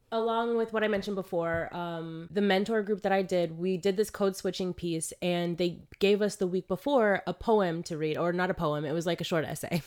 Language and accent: English; South Florida, United States; moved away; also born or lived in New York; I come from Florida